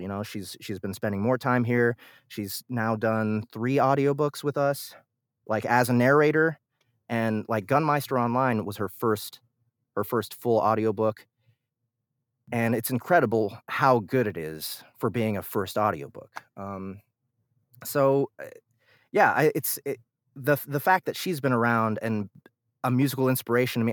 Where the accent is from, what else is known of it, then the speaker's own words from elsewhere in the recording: Kansas City, Missouri, United States; I'm born and raised in Kansas City.